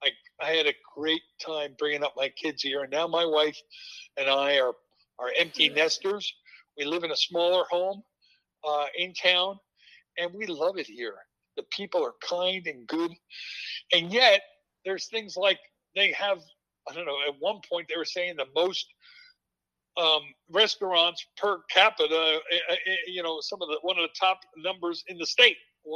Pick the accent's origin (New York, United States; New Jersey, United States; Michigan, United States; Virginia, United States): New Jersey, United States; moved away as an adult; now in Fairfield, United States; we went back to my hometown in New Jersey for about a year.